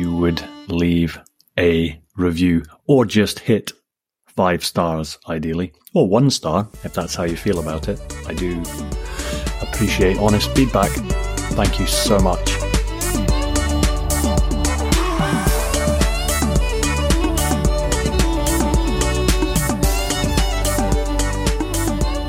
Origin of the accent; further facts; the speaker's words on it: Scotland, United Kingdom; also born or lived in Papa Stour, Shetland / Edinburgh / Aberdeen; I was born and brought up in Scotland